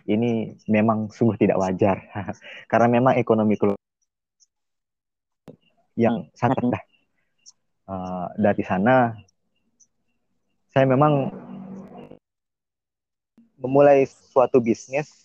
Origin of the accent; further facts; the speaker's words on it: West Nusa Tenggara, Indonesia; klimaks klimaks saya nih sebagai eh, warga NTB tentunya eh, masyarakat NTB ini tidak mengenal potensi atau produk-produk yang ada di NTB.